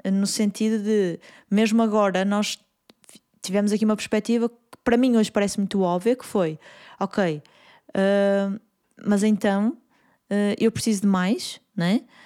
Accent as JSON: {"language": "Portuguese", "town": "Porto", "region": "Norte", "country": "Portugal", "said": "Eu sou do Porto"}